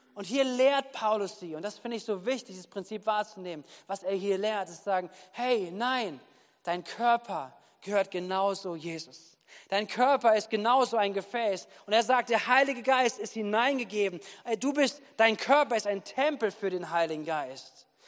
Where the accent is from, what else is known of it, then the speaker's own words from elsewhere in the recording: Wuppertal, North Rhine-Westphalia, Germany; now in Bad Kreuznach, Germany; Ich komme ja aus Wuppertal, da bin ich aufgewachsen